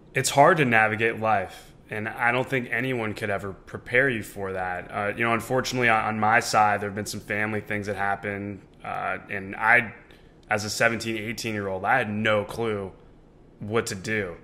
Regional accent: Orange County, California, United States; me growing up in Orange County, California

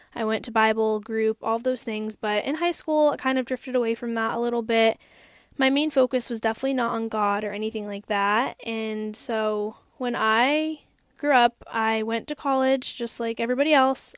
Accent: Hampden, Massachusetts, United States; I am born and raised in Hampden, Massachusetts

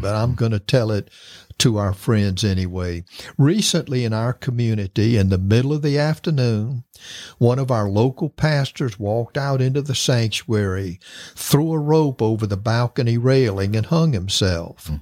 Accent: Florida, United States; I'm from Florida and I've lived through many hurricanes

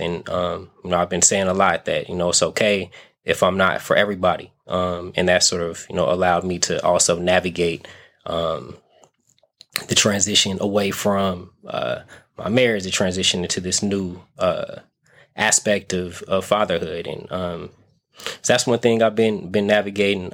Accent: Las Vegas, Nevada, United States; now in San Francisco Bay Area, United States; I kind of have to get used to the Bay being um, home, even though I'm from Vegas

